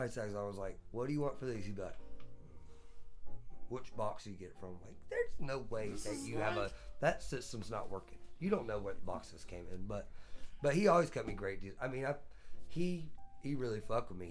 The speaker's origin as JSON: {"language": "English", "region": "the South", "country": "United States", "moved": "as an adult", "lives_now": "Los Angeles, United States", "said": "I'm from South"}